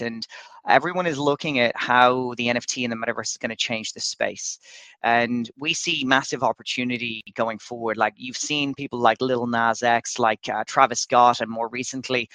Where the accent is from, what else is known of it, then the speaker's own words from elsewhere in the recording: Dublin, Leinster, Ireland; moved away as an adult; now in Dubai, United Arab Emirates; I'm actually Irish. I'm from Dublin, but I've been living in Dubai for about the last 3 years